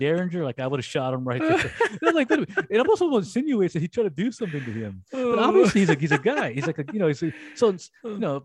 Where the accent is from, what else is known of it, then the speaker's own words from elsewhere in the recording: United States; I'm American